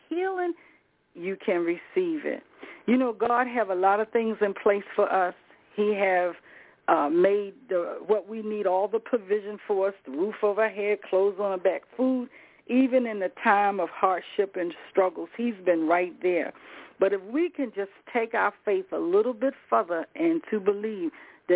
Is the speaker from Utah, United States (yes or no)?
no; Rocky Mount, North Carolina, United States; I'm from the South myself, by Rocky Mount